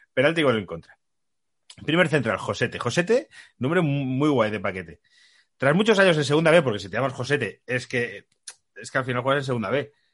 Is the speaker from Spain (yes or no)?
yes; Madrid, Community of Madrid, Spain; los que somos de Madrid